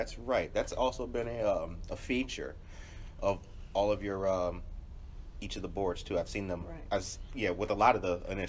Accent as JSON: {"language": "English", "region": "Midwest", "country": "United States", "also_born_or_lived": "California", "said": "I'm still a Midwesterner at heart"}